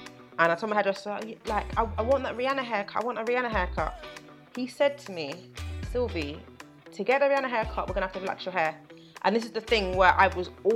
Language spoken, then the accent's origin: English; London, United Kingdom; I'm born and raised in London